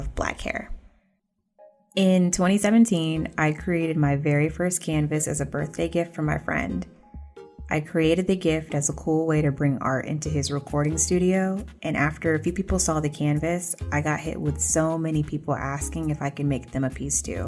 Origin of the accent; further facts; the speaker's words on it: College Park, Georgia, United States; also born or lived in Atlanta; I grew up in College Park, Georgia, right outside of the airport